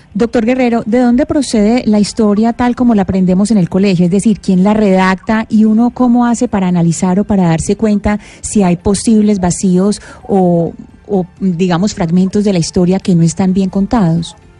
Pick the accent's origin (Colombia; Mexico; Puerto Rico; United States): Colombia; los colombianos